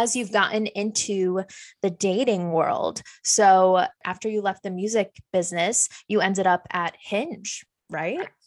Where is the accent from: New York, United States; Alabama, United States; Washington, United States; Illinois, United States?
New York, United States; Fishkill; I'm from fish scale.